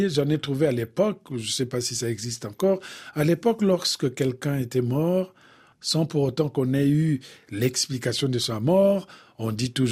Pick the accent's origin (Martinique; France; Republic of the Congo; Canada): Republic of the Congo; Bouenza; Parce que chez nous, au Congo, le plus souvent, quand on parle de la mort, en tout cas du côté de la Bouenza, on parle toujours de la mort d'une façon humoristique.